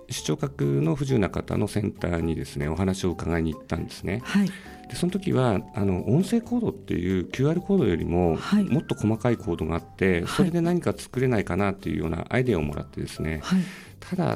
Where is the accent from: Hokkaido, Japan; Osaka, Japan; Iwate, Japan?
Hokkaido, Japan; Hakodate; now in Sendai, Japan; 僕もともと函館出身なん